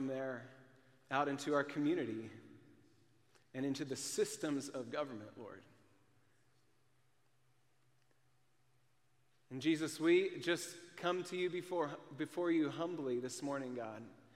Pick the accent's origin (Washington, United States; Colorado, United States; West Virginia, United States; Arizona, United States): Washington, United States; Cashmere; now in Minnesota, United States; I grew up in Kashmir